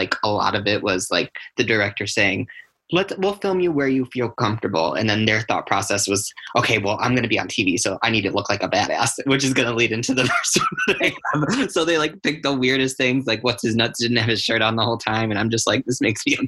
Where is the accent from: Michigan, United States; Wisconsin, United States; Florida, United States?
Wisconsin, United States; Janesville; my hometown here in good old Janesville, Wisconsin